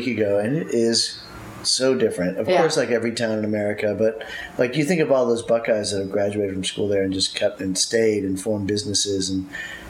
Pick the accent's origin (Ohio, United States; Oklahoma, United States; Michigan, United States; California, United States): Ohio, United States; Akron; also born or lived in upstate New York / Japan; I grew up, I did graduate from Ohio State, actually. I grew up in Akron, Ohio, is where I went to high school, but I was born in upstate New York, right on the border of Canada. My mom's Canadian.